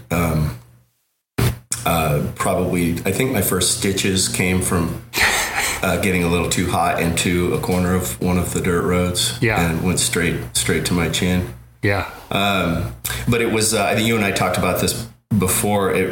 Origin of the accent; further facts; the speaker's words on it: Colorado, United States; moved away as an adult; now in Oakland, United States; when I moved from Colorado uh, to Oakland for college.